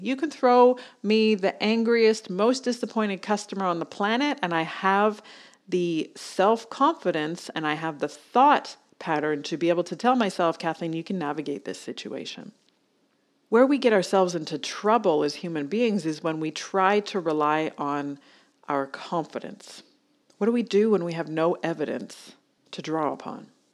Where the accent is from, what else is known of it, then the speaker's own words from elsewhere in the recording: Canada; moved away as an adult; now in Australia; I'm Canadian